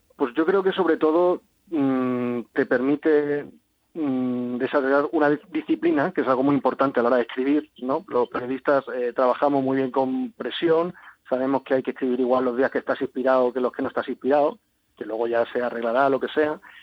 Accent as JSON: {"language": "Spanish", "town": "Cádiz", "region": "Andalusia", "country": "Spain", "said": "soy de Cádiz, conozco bien la región y pues desde chiquitito tenía mucha, mucha fascinación por Gibraltar"}